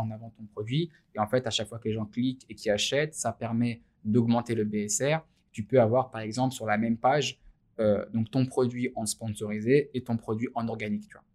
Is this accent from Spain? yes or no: no; France; en tant que Français, alors en tant que musulman français